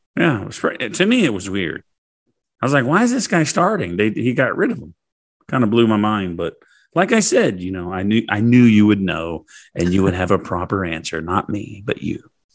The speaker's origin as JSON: {"language": "English", "country": "United States", "said": "I'm an American"}